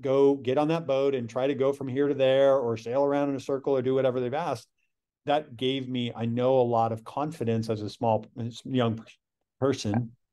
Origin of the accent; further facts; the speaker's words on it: Michigan City, Indiana, United States; I'm from Michigan City, Indiana, which is ra-, right at the northern part of Indiana